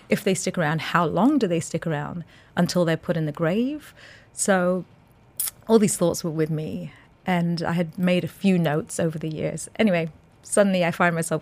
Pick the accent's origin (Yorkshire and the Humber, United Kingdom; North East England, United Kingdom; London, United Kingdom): London, United Kingdom; now in Dubai, United Arab Emirates; I was born in London. I'm a North London girl